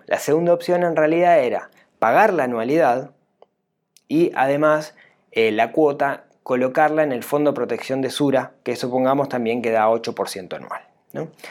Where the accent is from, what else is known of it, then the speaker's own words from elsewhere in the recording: Uruguay; acá en Uruguay? Digamos, ¿Cómo nos afectaría a nosotros los uruguayos?